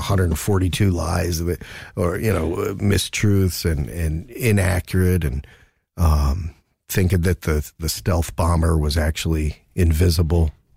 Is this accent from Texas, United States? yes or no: no; New Jersey, United States; also born or lived in Arizona; now in Stockholm, Sweden; I grew up in Jersey, and so all my Christmases were white.